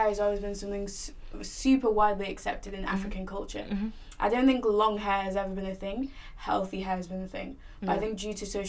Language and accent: English; the North, the north of England, United Kingdom; I was raised in the North